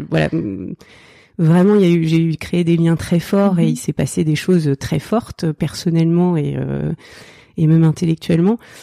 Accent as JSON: {"language": "French", "area": "Oise, near Chantilly", "region": "Hauts-de-France", "country": "France", "tie": "born or raised there", "also_born_or_lived": "Seine-Saint-Denis", "moved": "yes", "lives_now": "Île-aux-Moines, France", "said": "j'ai grandi dans l'Oise, euh, pas très loin de Chantilly je suis née dans le 93"}